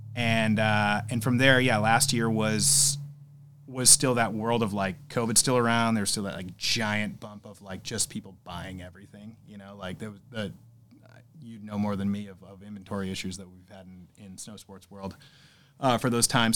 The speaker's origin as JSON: {"language": "English", "town": "Southington", "region": "Connecticut", "country": "United States", "tie": "born or raised there", "said": "I grew up in Connecticut, Southington, Connecticut."}